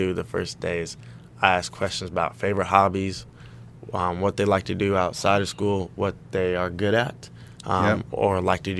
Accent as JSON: {"language": "English", "town": "Stockton", "region": "California", "country": "United States", "said": "we're both from Northern California. I'm from Stockton."}